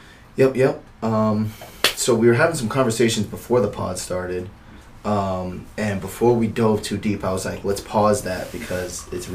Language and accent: English; Philippines; I'm Filipino. It's neither here nor there.